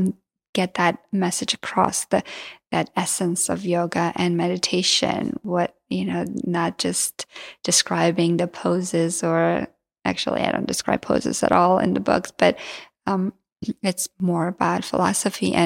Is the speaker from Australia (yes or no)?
no; Georgia; first language Georgian; English is a second language; moved away